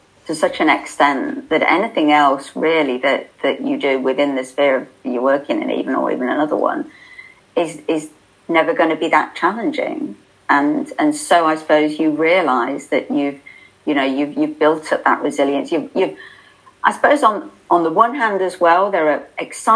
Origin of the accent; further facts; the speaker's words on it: United Kingdom; we're polite and we're British